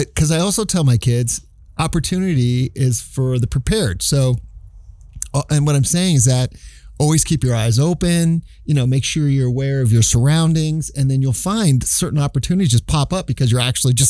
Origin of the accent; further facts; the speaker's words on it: California, United States; Even when I lived in Philadelphia for a short while, and they called me … because I was living from …fornia.